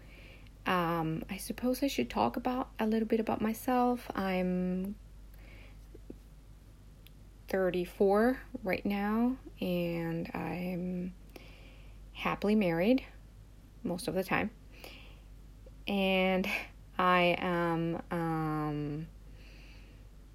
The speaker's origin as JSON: {"language": "English", "country": "Mexico", "tie": "born or raised there", "moved": "yes", "lives_now": "Japan", "said": "I live in Japan, but I was born in Mexico"}